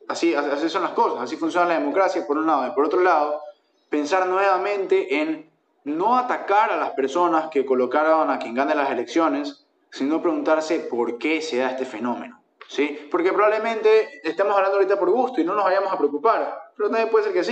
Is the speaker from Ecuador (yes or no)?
yes; Ecuador; Somos ecuatorianos